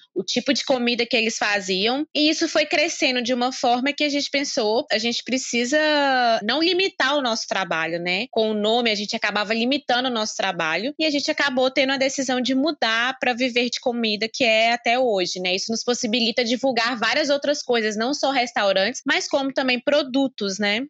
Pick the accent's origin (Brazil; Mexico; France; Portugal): Brazil; Caratinga, Minas Gerais; also born or lived in Espírito Santo; somos da cidade de Caratinga